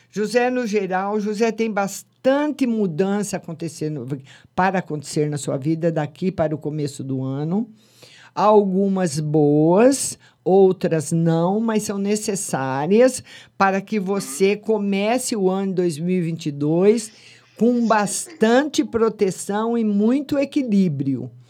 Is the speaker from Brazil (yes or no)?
no; Lamego, Norte, Portugal; padroeira da, da minha terra, do Lamego.